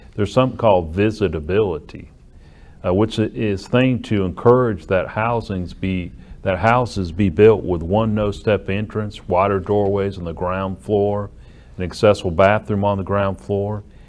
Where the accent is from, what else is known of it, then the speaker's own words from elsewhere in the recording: Sheffield, Alabama, United States; up to Muscle Shoals, where I grew up in Sheffield